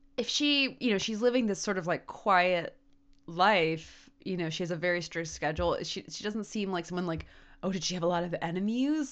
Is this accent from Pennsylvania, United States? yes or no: no; Maryland, United States; moved away; the weirdness that is my home state